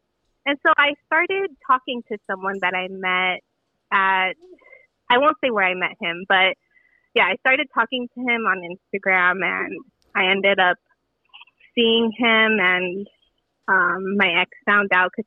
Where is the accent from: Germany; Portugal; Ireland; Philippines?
Philippines; Yeah, so, you know, I'm Filipino.